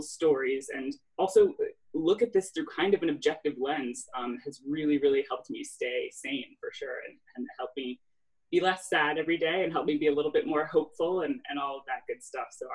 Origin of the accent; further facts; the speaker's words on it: Washington, District of Columbia, United States; I live in DC, but it's also where I grew up, seeing my hometown do something like